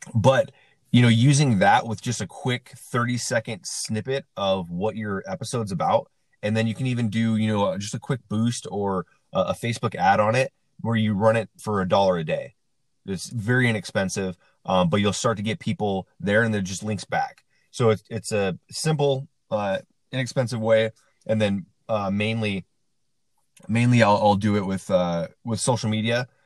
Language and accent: English; Central Washington, United States; now in Las Vegas, United States; I'm from Central Washington in a town of about uh, around 2,000 people